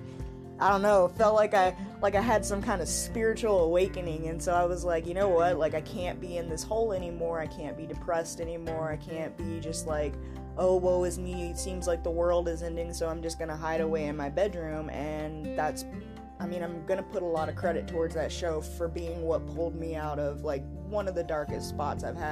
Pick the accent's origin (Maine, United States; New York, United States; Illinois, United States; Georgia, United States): Georgia, United States; moved away as an adult; now in Colorado, United States; I was born and raised in Georgia. I lived there for 22 years